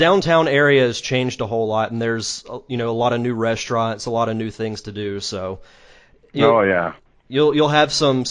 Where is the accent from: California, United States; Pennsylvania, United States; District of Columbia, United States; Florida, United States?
Florida, United States; Pensacola; I'm from Pensacola